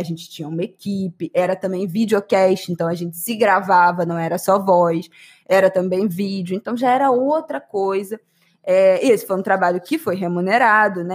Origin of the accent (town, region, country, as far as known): Brazil